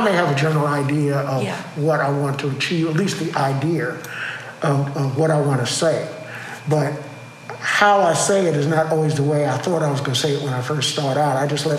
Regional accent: New York, United States; moved away as an adult; now in Houston, United States; when I was growing up in New York.

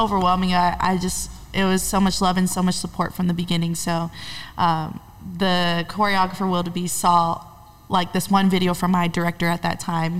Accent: Honolulu, Hawaii, United States; now in Los Angeles, United States; I'm originally from Honolulu, Hawaii

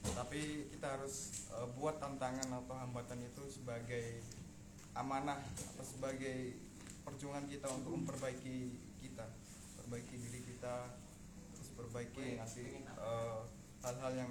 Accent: Gresik, East Java, Indonesia; asal saya dari Gresik.

